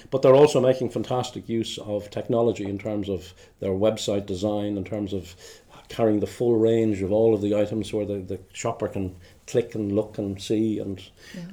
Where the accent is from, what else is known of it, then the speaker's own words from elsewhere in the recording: Dublin, Leinster, Ireland; moved away as an adult; now in Glasgow, United Kingdom; I'm originally from Dublin in the Republic of Ireland